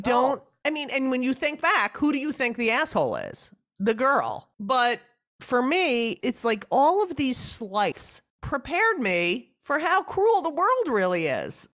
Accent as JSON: {"language": "English", "region": "New Jersey", "country": "United States", "tie": "born or raised there", "moved": "yes", "said": "growing up in New Jersey."}